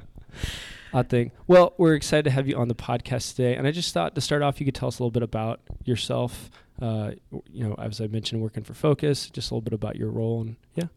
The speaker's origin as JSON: {"language": "English", "town": "Kansas City", "region": "Kansas", "country": "United States", "tie": "born or raised there", "said": "we're both from Kansas City"}